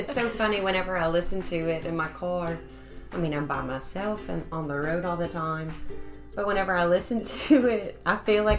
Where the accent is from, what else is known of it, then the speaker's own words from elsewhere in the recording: Ennis, Texas, United States; also born or lived in Abilene; Yeah, I was born in Abilene, and then we lived in Ennis, which is very close to Dallas.